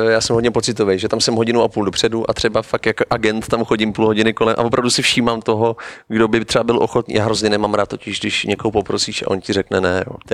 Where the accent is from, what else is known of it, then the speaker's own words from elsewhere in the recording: Prague, Czechia; já jsem Pražák, tak musím říct, že na té Moravě jsem se cítil mnohem líp